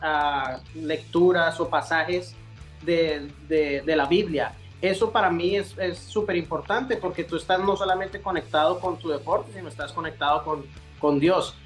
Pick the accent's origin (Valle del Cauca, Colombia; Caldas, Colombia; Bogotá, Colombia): Bogotá, Colombia; now in United States; un colombiano, un bogotano igual que yo